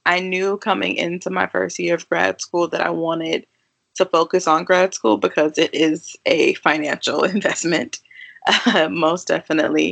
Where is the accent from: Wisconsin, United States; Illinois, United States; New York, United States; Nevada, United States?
Wisconsin, United States; Milwaukee; moved away as an adult; now in St. Louis, United States; I am born and raised in Milwaukee, Wisconsin, but I currently am enrolled in grad school and in my second year of grad school in St. Louis, Missouri